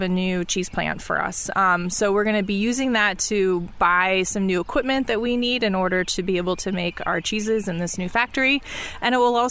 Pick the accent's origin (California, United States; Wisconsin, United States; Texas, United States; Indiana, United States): Wisconsin, United States; Mount Horeb; I grew up in Mount Horeb, so we're close to my home